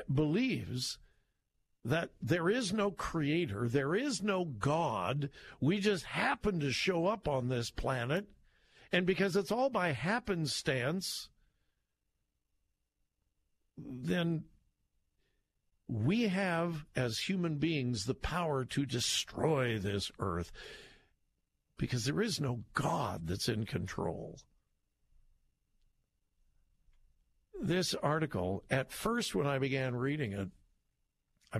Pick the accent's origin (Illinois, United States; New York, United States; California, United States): California, United States; Southern; I grew up in Southern California in the late 50s and the 60s when you could not breathe